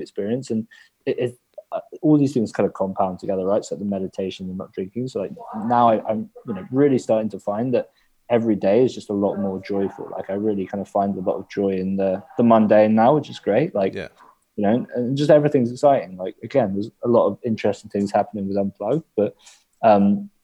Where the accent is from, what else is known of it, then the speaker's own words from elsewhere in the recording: England, United Kingdom; all your relationships in the UK are around like going to the pub